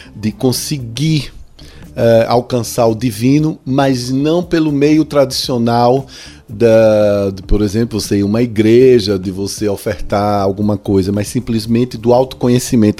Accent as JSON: {"language": "Portuguese", "country": "Brazil", "said": "nós somos como brasileiros"}